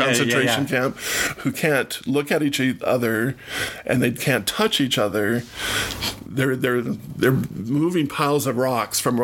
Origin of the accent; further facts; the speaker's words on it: Syracuse, Utah, United States; I was born in Syracuse, Utah, which is 40 miles north here of Salt Lake